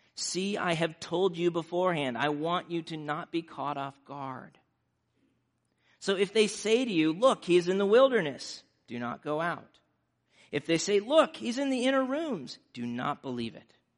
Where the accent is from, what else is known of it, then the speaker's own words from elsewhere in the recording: Nebraska, United States; growing up in Nebraska